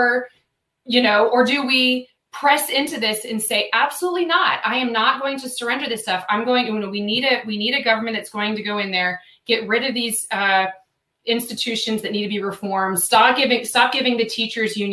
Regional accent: United States; I'm an American

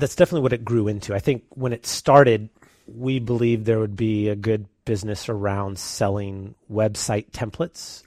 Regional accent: San Leandro, California, United States; born and raised here in the Bay Area, grew up in San Leandro, um, went to San Leandro High School

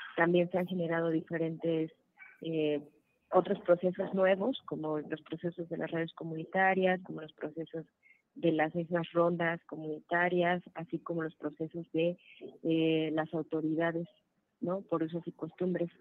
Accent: Puebla, Mexico; somos integrantes del Frente de Pueblos en Defensa de la Tierra y el Agua, de Morelos, Puebla y Tlaxcala, en mi caso de Puebla

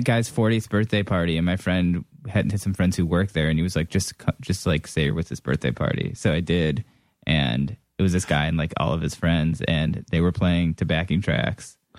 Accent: Orange, Ohio, United States; moved away; also born or lived in Lakewood, Ohio; I grew up in Orange

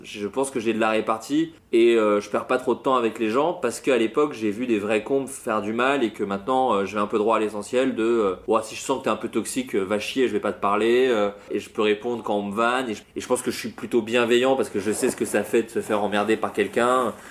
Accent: Autun, Bourgogne-Franche-Comté, France; also born or lived in Le Creusot; j'ai grandi euh, à Autun, c'est vraiment une toute petite ville en Bourgogne

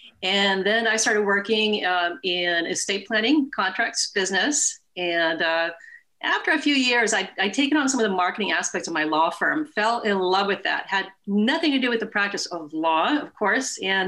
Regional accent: Sweden; moved away as an adult; now in California, United States; I moved over from Sweden and wanted to go to school here in California, go to college

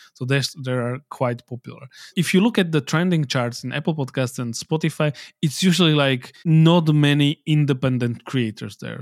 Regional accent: Slovakia

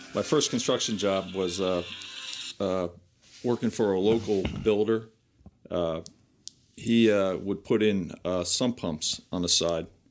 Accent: Piscataway, New Jersey, United States; I grew up in Piscataway, uh, New Jersey, and I graduated from Piscataway High School

